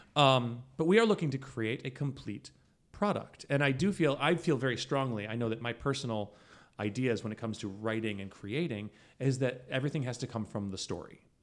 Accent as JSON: {"language": "English", "country": "United States", "also_born_or_lived": "Syracuse, New York", "said": "We are American."}